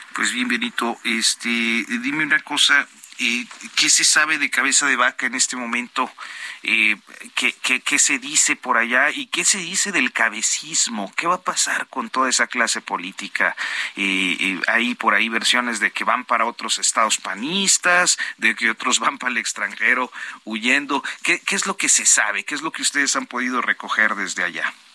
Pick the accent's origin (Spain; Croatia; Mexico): Mexico; Coahuila; soy de Coahuila.